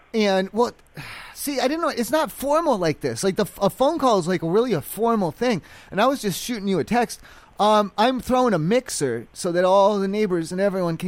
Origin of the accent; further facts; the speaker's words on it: East Coast, United States; I'm from the East Coast. I'm from a small town. They grew corn and shit.